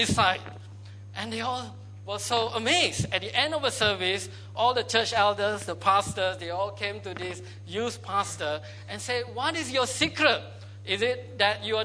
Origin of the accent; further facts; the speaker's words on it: Malaysia; I grew up in Malaysia